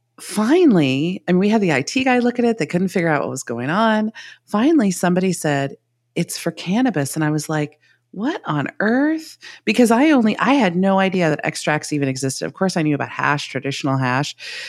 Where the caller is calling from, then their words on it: California, United States; I'm at home in Northern California, Trinity County. So we're way north, not quite the Oregon border, but getting there.